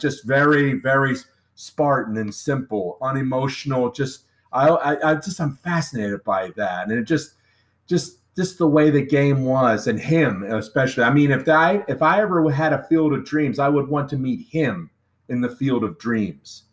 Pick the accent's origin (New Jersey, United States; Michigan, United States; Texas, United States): New Jersey, United States; I grew up in New Jersey